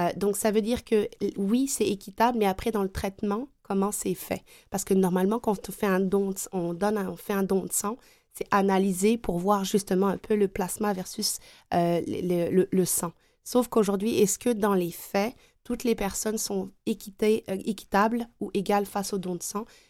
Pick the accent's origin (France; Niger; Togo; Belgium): France; now in Quebec, Canada; je suis native de France